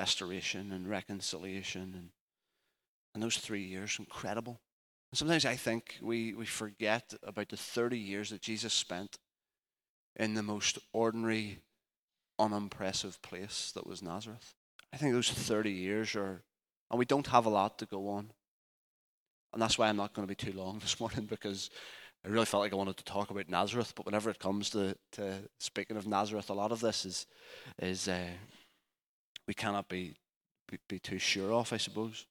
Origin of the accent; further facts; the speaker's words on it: Richhill, Northern Ireland, United Kingdom; I'll say Richill